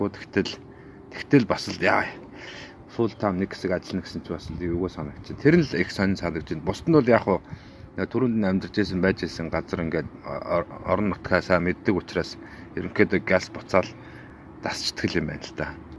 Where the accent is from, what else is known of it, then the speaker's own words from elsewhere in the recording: Bayankhongor Province, Mongolia; now in Sydney, Australia; Сиднейд сүүлийн 10 жил яг яг Сиднейд. Э, ерөнхийдөө бол Би Баян-Хонгор аймагт төрсэн, хөдөө өсөж мал малжсэн. Тэгээд сүүлдээ явсаар байгаа тэгээд Австралид амьдраад